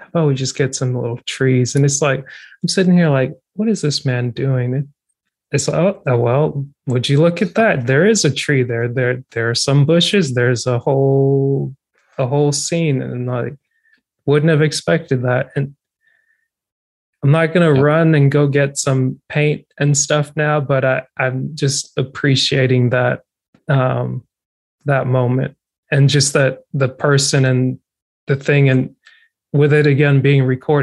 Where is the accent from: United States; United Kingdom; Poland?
United States; Georgia; growing up in Georgia from like the year 2000, 2008